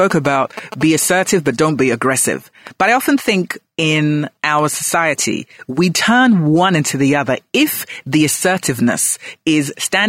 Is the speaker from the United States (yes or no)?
no; Ghana; also born or lived in London, United Kingdom; I call myself a global Ghanaian. So I was born in London, then I came home to Ghana, and then I went back and forth.